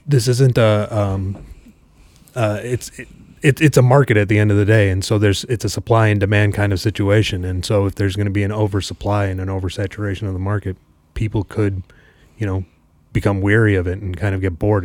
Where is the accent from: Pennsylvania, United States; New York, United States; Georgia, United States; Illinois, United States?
Illinois, United States; Chicago; I grew up in Chicago